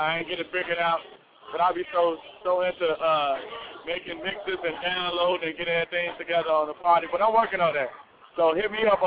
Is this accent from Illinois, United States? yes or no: yes; Chicago, Illinois, United States; I'm from out west